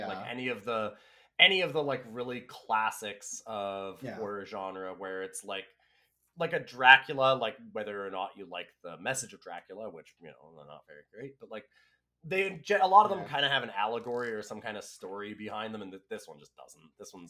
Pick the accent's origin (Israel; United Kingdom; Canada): Canada; It would be very fun to watch as a Canadian.